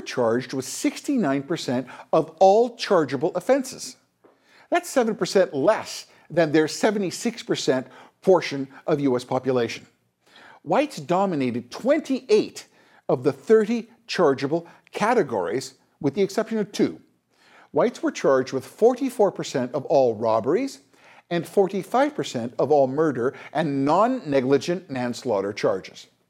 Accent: Canada; as a Canadian

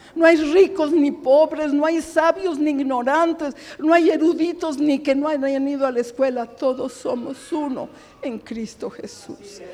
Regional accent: Mexico; Somos mexicanos, gracias a Dios, con mucho orgullo

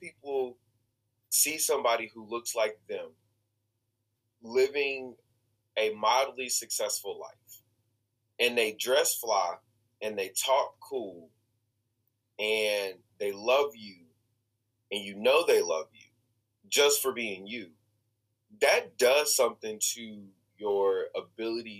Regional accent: Kansas City, Missouri, United States; I am from Kansas City, Missouri. I am born and raised in Kansas City, Missouri. This is my hometown.

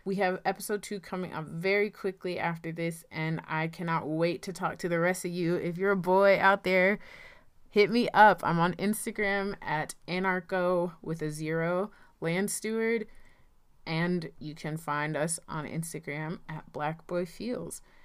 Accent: Rocky Mount, North Carolina, United States; moved away; I am from Rocky Mount, North Carolina, and, um, I'm living back here now

